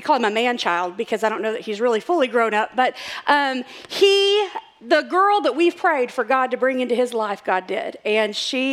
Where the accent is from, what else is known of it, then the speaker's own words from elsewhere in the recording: Texas, United States; I'm from Texas